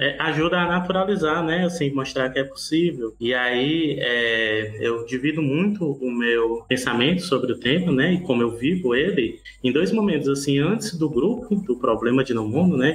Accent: Ceará, Brazil; sou cearense

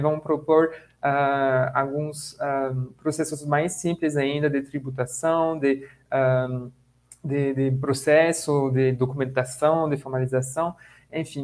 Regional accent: France; now in Brazil; eu sou francês

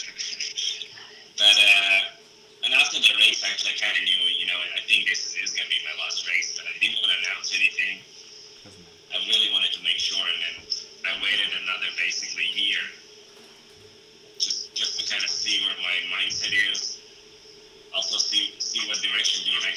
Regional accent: Latvia; they opened the training facility, you know, named after me in my hometown, and we were able to, you know, held the European Championships for the first time in my, you know, country.

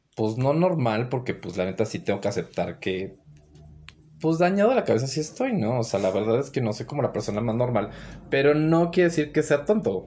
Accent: Mexico City, Mexico; also born or lived in Guadalajara, Jalisco / Torreón; mi crecimiento fue como en la Ciudad de México

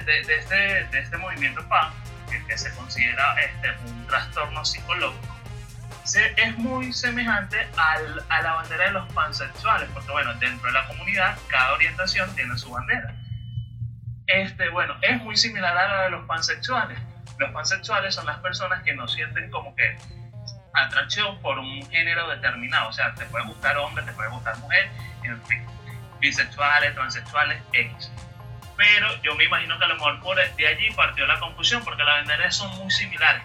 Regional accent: Barlovento, Miranda, Venezuela; moved away as an adult; also born or lived in Caracas; now in Guatire, Venezuela; Soy nativo de Barlovento, actualmente resido en la ciudad de Guatirá hace aproximadamente, hace aproximadamente 8 años

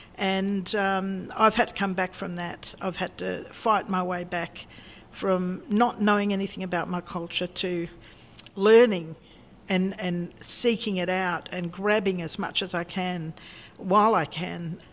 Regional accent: Australia; we're Australians. We live here. We've been here for so long

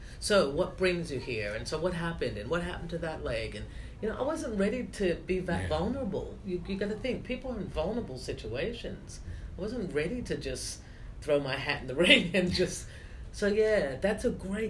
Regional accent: United States; moved away; I have all my family in the States

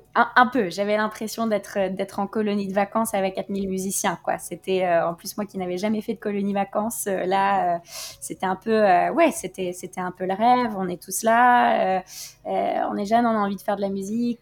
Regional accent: Norway; now in Paris, France; on est des Norvégiennes qui ne s'assument pas complètement

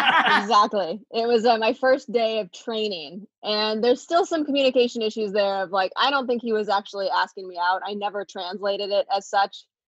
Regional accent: Florida, United States; moved away as an adult; now in San Diego, United States; Florida. Lived there until I was 21.

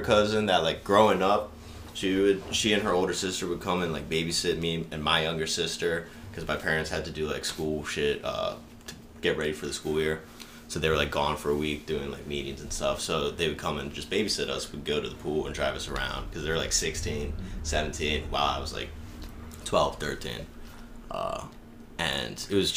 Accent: Baltimore, Maryland, United States; moved away as an adult; now in Arizona, United States; I'm from Baltimore

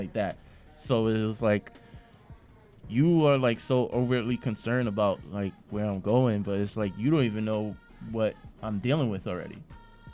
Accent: New York City, New York, United States; I grew up in East Flatbush

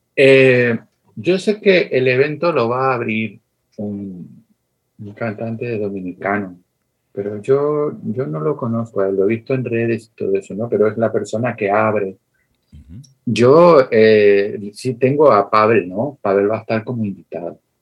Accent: Tenerife, Canary Islands, Spain; de Tenerife, de Islas Canarias como yo

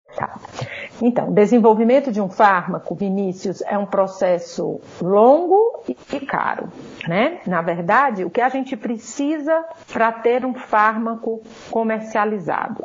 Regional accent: Ceará, Brazil; moved away as an adult; now in São Paulo, Brazil; como vocês vão rapidamente perceber pelo meu sotaque, eu não sou paulista, né? Eu sou cearense e eu vim para cá para fazer minha graduação

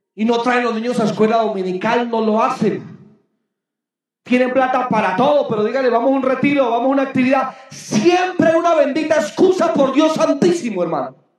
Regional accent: Boyacá, Colombia; mi tierra boyacense bella

